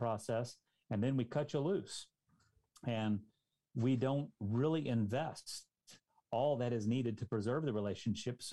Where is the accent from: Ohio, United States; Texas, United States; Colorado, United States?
Texas, United States; Dallas; I grew up in the Dallas-Fort Worth Metroplex